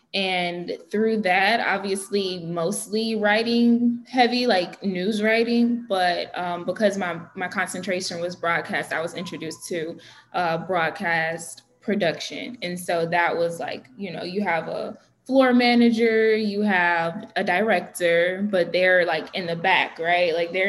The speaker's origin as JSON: {"language": "English", "town": "Detroit", "region": "Michigan", "country": "United States", "tie": "born or raised there", "said": "I'm from Detroit, born and raised in Detroit."}